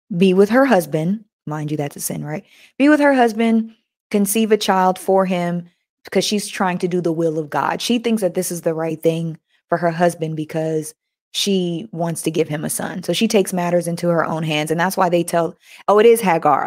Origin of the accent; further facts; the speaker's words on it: United States; I was born in America